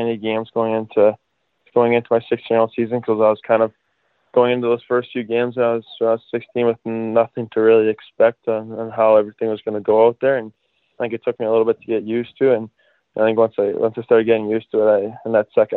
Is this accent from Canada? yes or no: yes; Fort Saskatchewan, Alberta, Canada; we had an acreage just outside of Fort Saskatchewan when I was like 2 years old